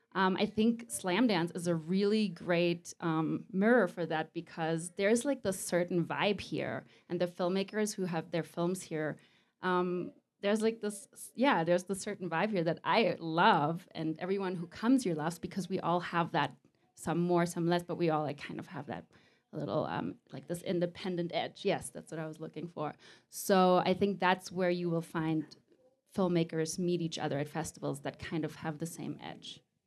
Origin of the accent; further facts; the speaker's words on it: Mallorca, Balearic Islands, Spain; The Mallorca is my hometown